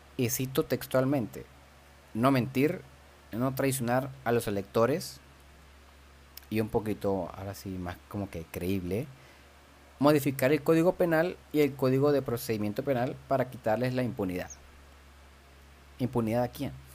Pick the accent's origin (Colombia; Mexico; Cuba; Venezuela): Venezuela; moved away; yo como venezolano